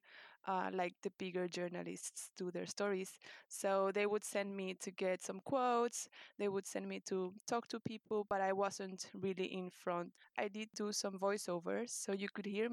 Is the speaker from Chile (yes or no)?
yes; Santiago, Santiago Metropolitan Region, Chile; first language Spanish; English is a second language; moved away as an adult; also born or lived in Berlin, Germany; now in London, United Kingdom; Santiago de Chile, and I have been London-based since 2014